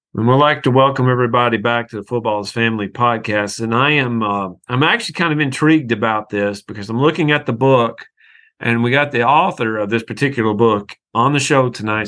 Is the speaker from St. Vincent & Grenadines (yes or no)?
no; Tennessee, United States; moved away; also born or lived in Alabama / Georgia; I grew up in Tennessee, I, have lived in Alabama, Georgia